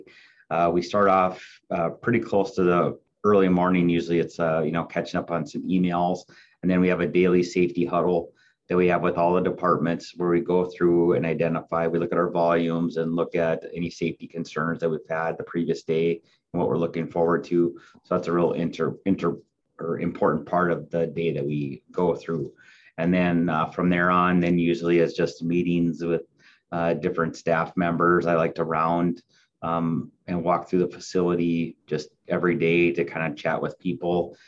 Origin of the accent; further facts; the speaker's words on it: north central Minnesota, United States; moved away as an adult; also born or lived in Iowa / Fargo, North Dakota; now in Corning, United States; So actually I was born in Iowa and moved to Minnesota when I was young. Grew up in upper half of Minnesota, north central Minnesota